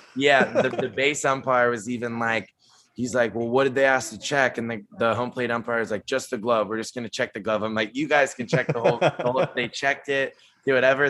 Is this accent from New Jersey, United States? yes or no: no; San Diego, California, United States; moved away as an adult; also born or lived in New Orleans; I'm from San Diego, West Coast guy